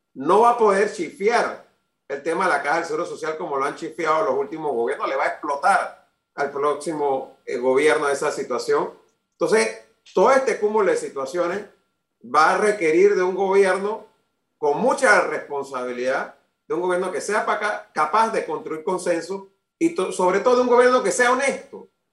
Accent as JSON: {"language": "Spanish", "country": "Panama", "said": "como panameño"}